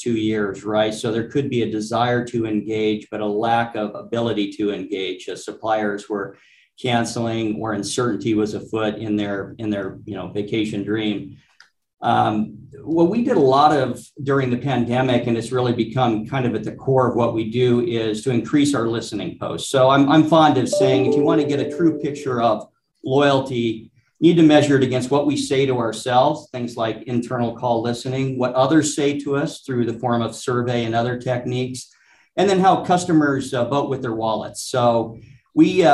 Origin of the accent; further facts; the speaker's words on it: Alaska, United States; moved away; I grew up in Alaska